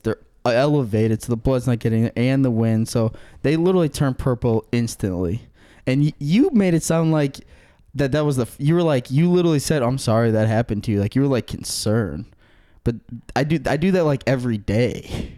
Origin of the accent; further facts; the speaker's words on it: Aurora, United States; I'm from Aurora